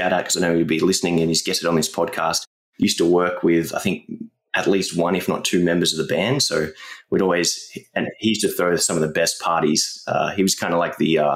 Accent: Australia; growing up in Australia

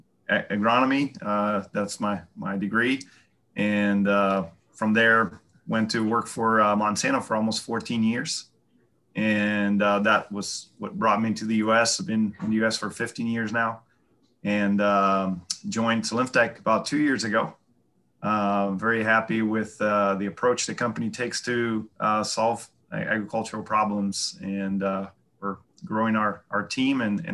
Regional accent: Brazil; moved away as an adult; now in United States; I'm originally from Brazil. Grew up there with family in farming.

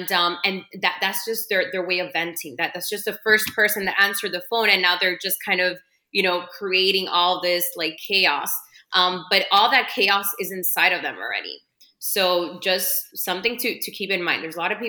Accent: Miami, Florida, United States; But me living in Miami, growing up in Miami, you know, we have our own kind of, It can seem mean when you're out of this, right?

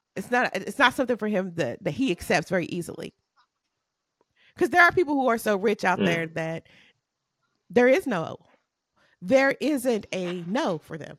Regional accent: United States; I'm American

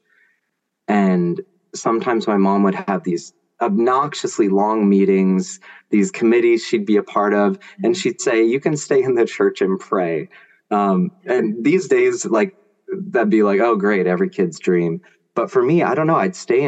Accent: Grants Pass, Oregon, United States; also born or lived in San Francisco Bay Area, California; I moved when I was 1.5 from Bay Area to Grants Pass, Oregon. So my parish down there was St. Anne's

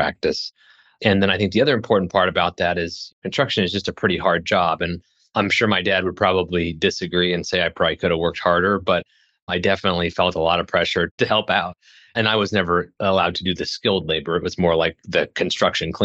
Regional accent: Lincoln, Nebraska, United States; also born or lived in Hastings, Nebraska; I'm from Nebraska. I was born in a small town in central Nebraska

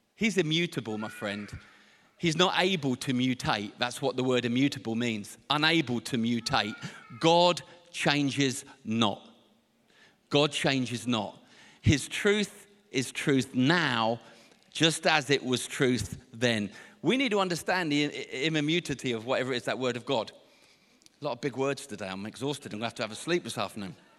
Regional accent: Portsmouth, South East England, United Kingdom; I can never get this word out correctly because I'm from Portsmouth

